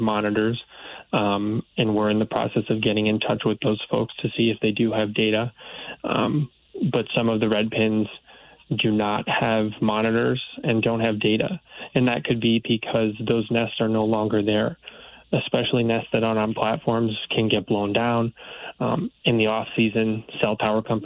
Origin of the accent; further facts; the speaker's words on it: New Haven County, Connecticut, United States; also born or lived in Orono, Maine; I did grow up in Connecticut. I'm originally from New Haven County